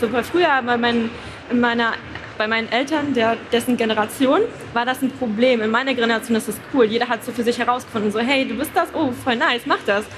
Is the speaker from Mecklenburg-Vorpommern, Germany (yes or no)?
yes; Rostock, Mecklenburg-Vorpommern, Germany; Also ich komme aus Rostock, das ist in Mecklenburg-Vorpommern